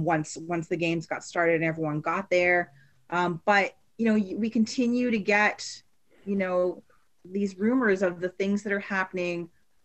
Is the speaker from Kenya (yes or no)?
no; Canada; we as Canadian soccer fans and supporters of Canadian soccer development